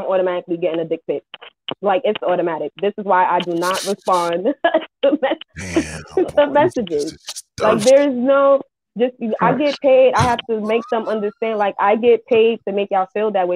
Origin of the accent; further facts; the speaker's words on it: New York City, New York, United States; I'm from Brooklyn.